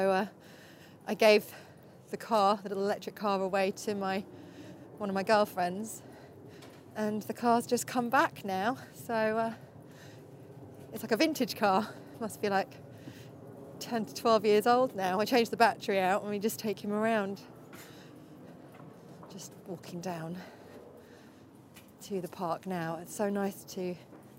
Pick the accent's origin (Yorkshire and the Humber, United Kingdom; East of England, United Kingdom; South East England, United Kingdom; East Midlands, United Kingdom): East of England, United Kingdom; Norfolk; moved away; I grew up in Norfolk, and there's so many beautiful places around there